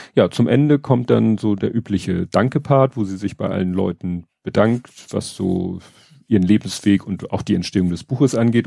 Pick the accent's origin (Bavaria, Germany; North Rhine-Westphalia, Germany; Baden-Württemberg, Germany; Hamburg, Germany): Hamburg, Germany; ich als Hamburger